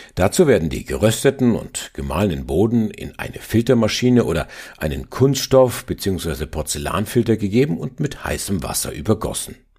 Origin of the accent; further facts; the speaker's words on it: Upper Franconia, Bavaria, Germany; als Oberfranke kenne ich mich mit Bier von Haus aus gut aus. Schließlich haben wir hier die größte Brauereiendichte weltweit